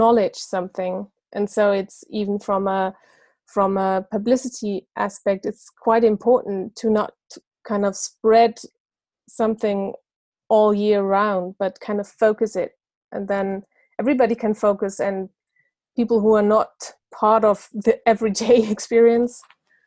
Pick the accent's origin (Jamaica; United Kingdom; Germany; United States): Germany; also born or lived in Munich; I'm from Germany, living in Munich